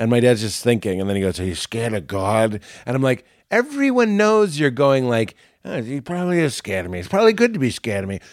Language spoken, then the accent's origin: English; Boston, Massachusetts, United States; we're from Boston, so it was just, like, so cool to be Irish